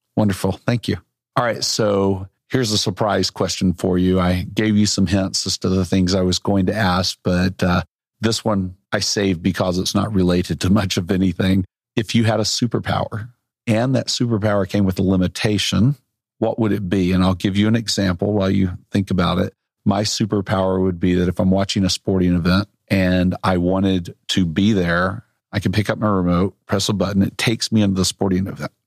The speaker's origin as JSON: {"language": "English", "town": "Little Rock", "region": "Arkansas", "country": "United States", "tie": "born or raised there", "moved": "yes", "said": "I grew up also in Little Rock, uh, by the way, moved away, went all over the country"}